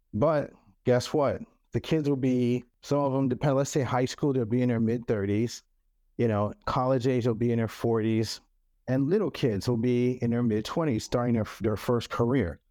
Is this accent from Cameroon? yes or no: yes; Cameroon; first language French; English is a second language; now in United States; Cameroon. I'm from Cameroon